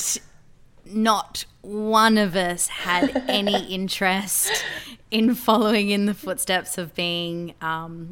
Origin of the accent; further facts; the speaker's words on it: Gold Coast, Queensland, Australia; I grew up on the Gold Coast